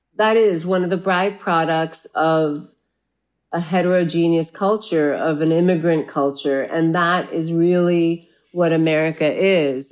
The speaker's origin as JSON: {"language": "English", "town": "La Puente", "region": "California", "country": "United States", "tie": "born or raised there", "also_born_or_lived": "South India", "moved": "as an adult", "lives_now": "New York, United States", "said": "I grew up in La Puente"}